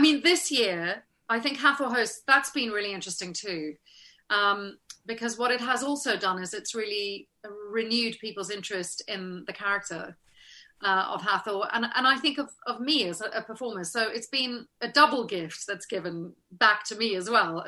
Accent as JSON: {"language": "English", "country": "South Africa", "tie": "born or raised there", "also_born_or_lived": "Los Angeles, United States / United Kingdom", "moved": "as an adult", "said": "growing up in South Africa"}